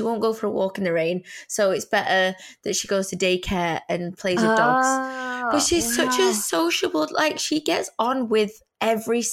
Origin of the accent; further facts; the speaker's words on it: England, United Kingdom; us little English people